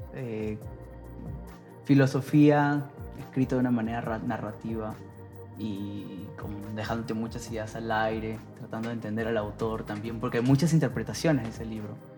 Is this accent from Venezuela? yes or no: no; Peru; moved away as an adult; now in Mexico; estaría con mi familia, estaría con, eh, con mi familia y en mi tierra